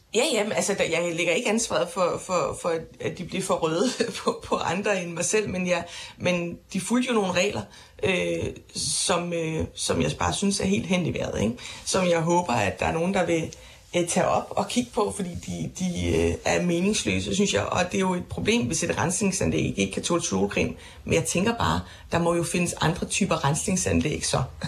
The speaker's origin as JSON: {"language": "Danish", "area": "Funen", "region": "Southern Denmark", "country": "Denmark", "tie": "born or raised there", "moved": "yes", "lives_now": "Copenhagen, Denmark", "said": "Det friluftsbade, der var i min barndomsby, det friluftsbad, min far bader i øh, flere gange om ugen med børnebørn øh, på Fyn"}